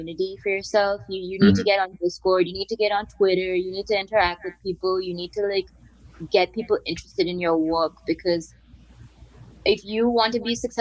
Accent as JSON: {"language": "English", "country": "India", "tie": "born or raised there", "also_born_or_lived": "New York", "moved": "as an adult", "lives_now": "Berlin, Germany", "said": "growing up in India."}